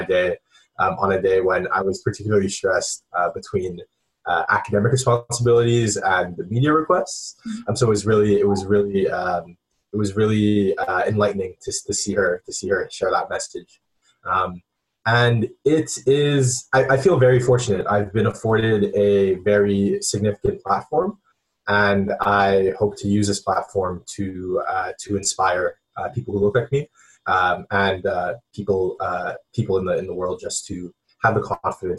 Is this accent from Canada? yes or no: yes; Montreal, Quebec, Canada; moved away as an adult; also born or lived in Princeton, New Jersey; I grew up in Montreal.